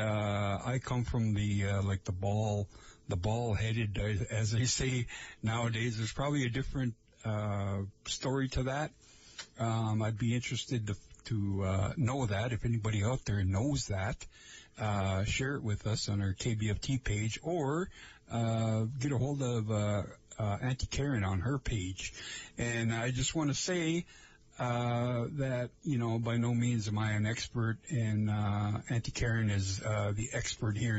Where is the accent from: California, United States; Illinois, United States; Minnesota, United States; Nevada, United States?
Minnesota, United States; Lake Vermilion area; I am from the Lake Vermilion area. That's where I come from.